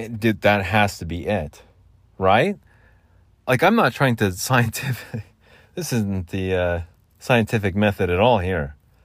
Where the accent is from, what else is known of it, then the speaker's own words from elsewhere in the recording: Southwestern United States, United States; I'm not Southern. I'm not from the South. I'm Southwestern, I guess you could say.